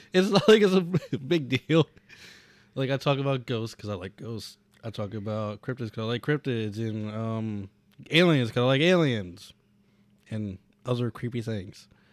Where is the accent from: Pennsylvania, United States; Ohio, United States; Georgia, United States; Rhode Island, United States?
Pennsylvania, United States; we're from Appalachia